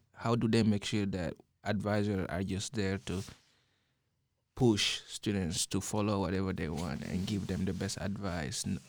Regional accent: Guinea; moved away; growing up in Guinea

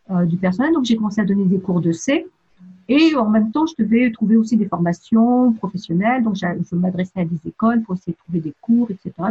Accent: Annecy, Auvergne-Rhône-Alpes, France; now in United States; Et euh, donc, je viens de France. Et en fait, euh, la dernière ville avant de venir ici, c'était Annecy

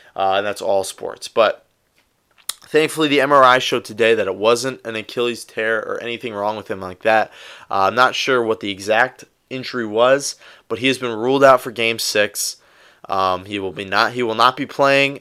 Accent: Cleveland, Ohio, United States; I grew up around Cleveland.

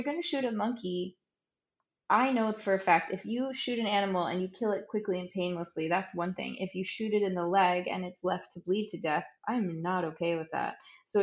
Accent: United States; moved away as an adult; now in Saint Kitts and Nevis; I'm an American working St. Kitts

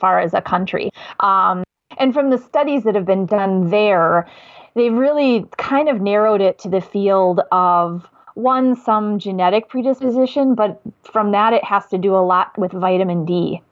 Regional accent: Madison, Wisconsin, United States; accent: Midwest; I'm from Madison. I live in Wisconsin. I am from the Midwest. I know it's my accent

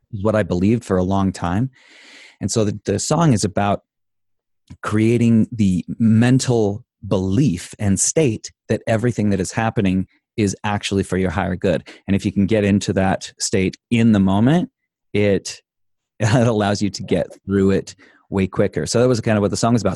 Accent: Idaho, United States; I grew up in Idaho.

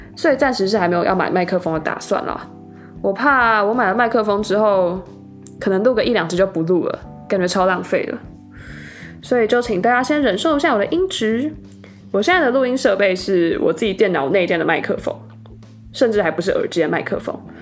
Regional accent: Taiwan; moved away as an adult; now in Salt Lake City, United States; 我是土生土长的台湾人，在台湾过了二十二年的生活。那我今年刚从台湾的大学毕业，现在在美国的犹他大学念数学博士

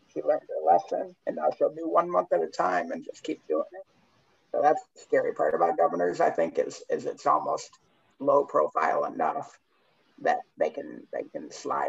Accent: Michigan, United States; I'm from Michigan.

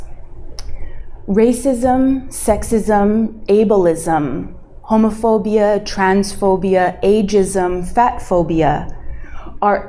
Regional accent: Central California, United States; also born or lived in Anchorage, Alaska; She drove us from Anchorage, Alaska to California. Yeah, to Central California, which is where I grew up

